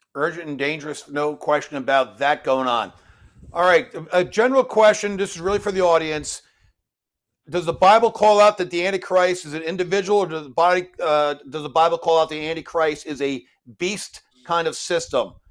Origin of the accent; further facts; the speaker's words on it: New York, United States; I'm a New Yorker